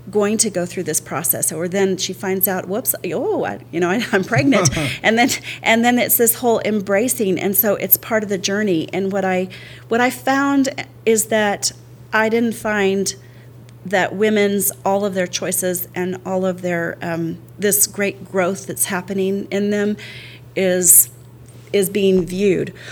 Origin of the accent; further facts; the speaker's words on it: El Paso, Texas, United States; but El Paso I claim as home because I, I spent from sixth grade to twelfth grade there, and then I did kindergarten, first grade there.